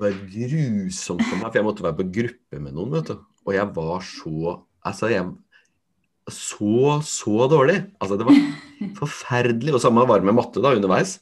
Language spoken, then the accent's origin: Norwegian; Fredrikstad, Østfold, Norway; der jeg kommer fra, som er fra Torp